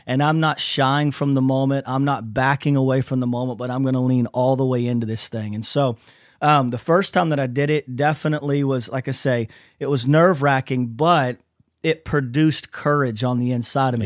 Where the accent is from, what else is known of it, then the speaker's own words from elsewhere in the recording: Lakeland, Florida, United States; we're from Central Florida, so I'm in a little city called Lakeland, Florida